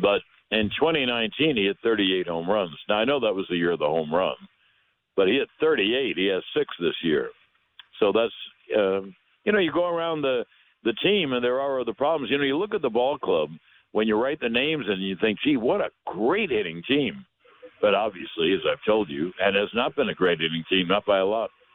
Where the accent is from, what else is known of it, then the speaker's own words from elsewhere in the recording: New York, United States; I grew up in New York